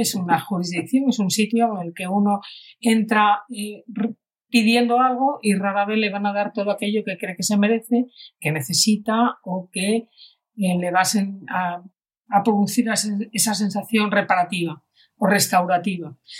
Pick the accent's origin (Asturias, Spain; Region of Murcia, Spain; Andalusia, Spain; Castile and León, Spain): Asturias, Spain; now in Catalonia, Spain; yo vivo en Cataluña hace la tira de años. Soy asturiana y soy del norte